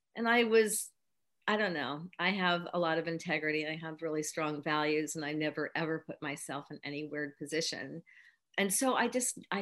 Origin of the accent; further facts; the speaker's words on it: Northern California, United States; I was raised in Northern California